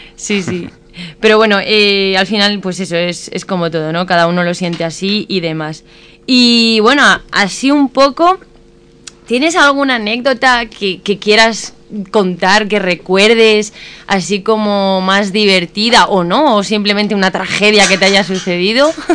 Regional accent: Morata de Tajuña, Community of Madrid, Spain; aquí en mi pueblo

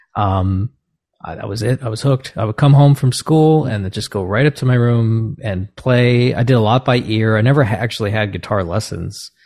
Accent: New Jersey, United States; where I grew up in New Jersey

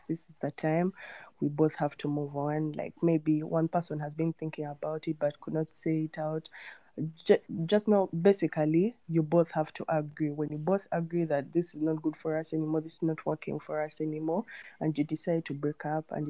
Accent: Kampala, Central Region, Uganda; I'm from Kampala, Uganda

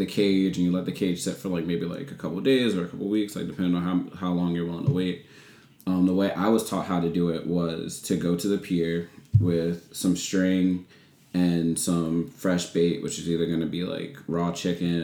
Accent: Solomons, Maryland, United States; moved away as an adult; also born or lived in New York; In Calvert County, I grew up in Solomon's Island

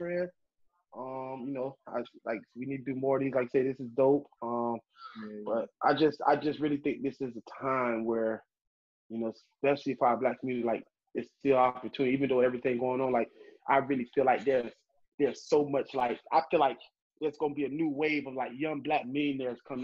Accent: Miami, Florida, United States; I grew up in Miami

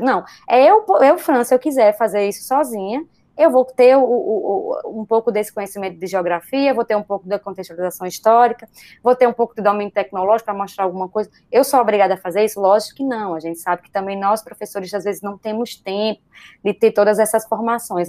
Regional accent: Brazil; Somos brasileiros

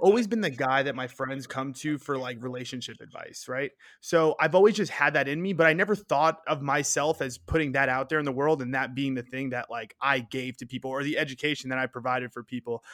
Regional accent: New York City, New York, United States; moved away as an adult; now in Arizona, United States; I grew up in Queens, New York.

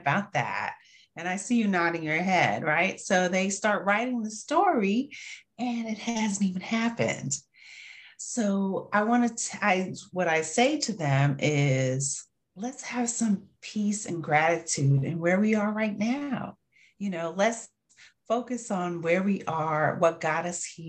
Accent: New York, United States; I'm from New York.

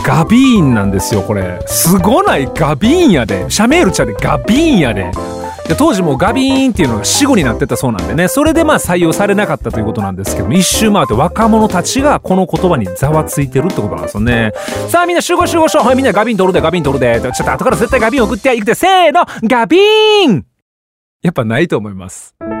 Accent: Kansai, Japan; 地元の関西では11月中旬くらいですかね

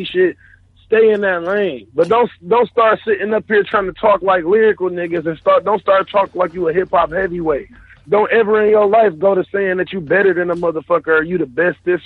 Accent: Detroit, Michigan, United States; I'm from Detroit

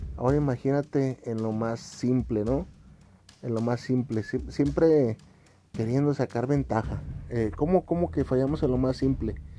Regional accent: Mexico; aquí en mi país

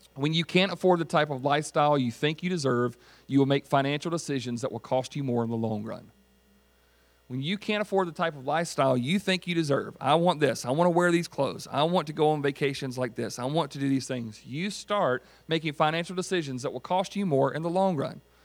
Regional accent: United States; I was born and raised in Greenwood County.

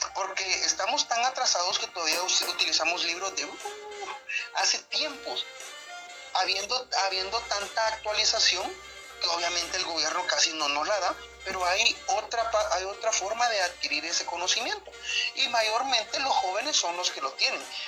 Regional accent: Guatemala; nosotros como guatemaltecos

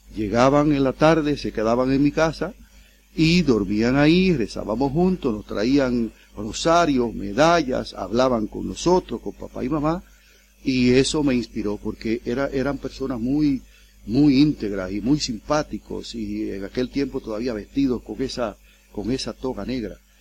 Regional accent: El Seibo, Dominican Republic; now in Curaçao; yo soy dominicano, yo nací en la República Dominicana y en una, en una región cercana a la parte de San Pedro de Macorís. Yo soy de la provincia del Ceibo

